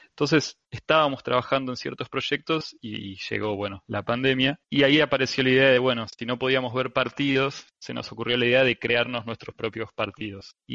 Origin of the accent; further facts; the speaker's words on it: Argentina; Eh, somos tres argentinos